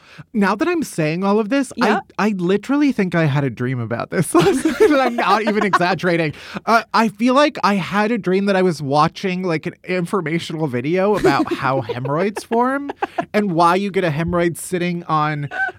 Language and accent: English; United States; but that's just me being American.